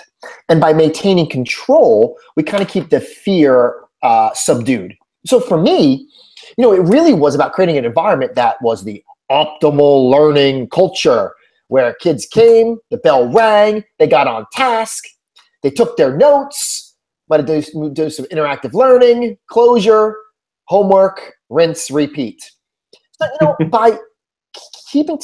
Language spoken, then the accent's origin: English; Northeast, United States; moved away as an adult; also born or lived in New Jersey; now in Houston, United States; before my move to Houston, I was born and raised in the Northeast